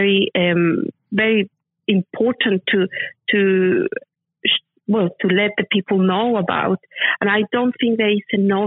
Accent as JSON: {"language": "English", "region": "Mexico City", "country": "Mexico", "tie": "born or raised there", "moved": "yes", "lives_now": "United Kingdom", "said": "I am from Mexico City, and my dad, when we were growing up, we were just a middle class family"}